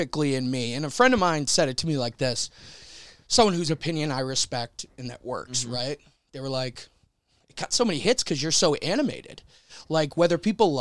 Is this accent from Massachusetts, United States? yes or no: yes; Boston, Massachusetts, United States; I'm fucking Irish and from Boston